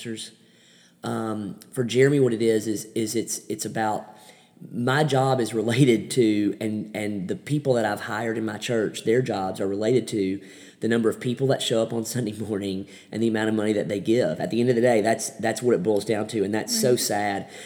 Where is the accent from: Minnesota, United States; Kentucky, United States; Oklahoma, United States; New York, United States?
Kentucky, United States; moved away as an adult; also born or lived in Texas / Alabama; Kentucky was my hometown